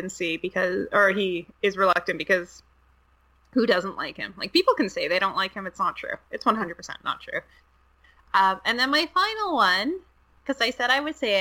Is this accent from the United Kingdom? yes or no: no; Canada; being Canadian